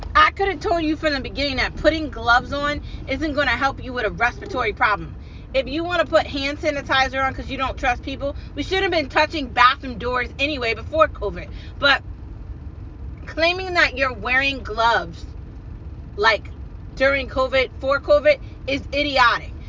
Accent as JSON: {"language": "English", "country": "United States", "said": "I'm an American"}